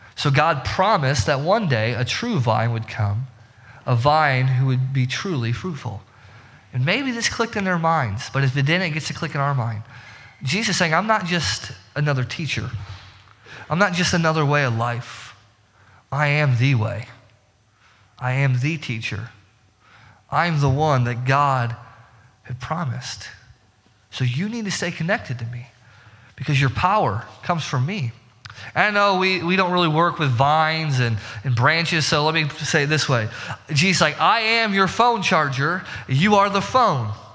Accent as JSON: {"language": "English", "region": "Indiana", "country": "United States", "said": "we're from, you know, we're from Indiana."}